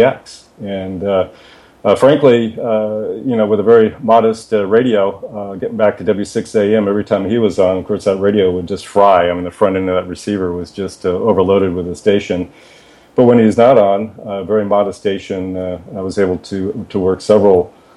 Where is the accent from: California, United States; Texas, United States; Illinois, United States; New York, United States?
California, United States; Palos Verdes; I'm from Southern California, born and raised in Palos Verdes